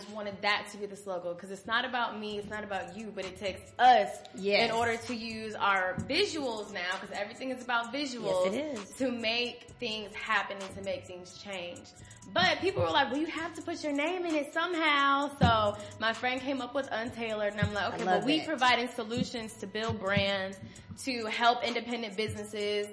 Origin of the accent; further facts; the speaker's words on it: Virginia, United States; I'm from Virginia.